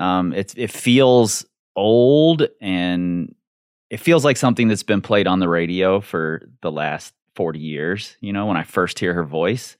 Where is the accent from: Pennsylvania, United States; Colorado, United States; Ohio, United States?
Ohio, United States; Cincinnati; I grew up in Cincinnati in a very, very white, very, very racist neighborhood